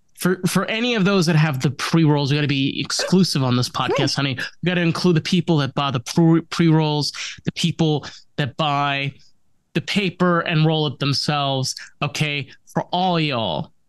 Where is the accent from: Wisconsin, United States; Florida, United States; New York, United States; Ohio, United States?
New York, United States; I'm just being a New Yorker that's like, all right, come on.